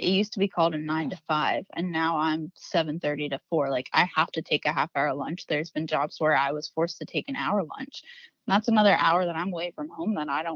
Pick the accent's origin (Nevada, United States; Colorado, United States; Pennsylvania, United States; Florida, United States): Pennsylvania, United States; South Central; I'm from South Central PA